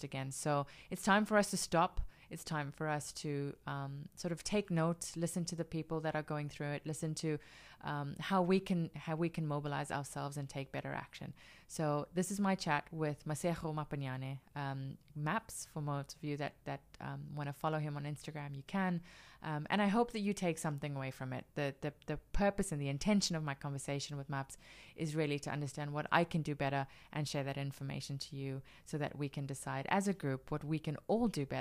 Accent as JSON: {"language": "English", "country": "South Africa", "said": "Being South African"}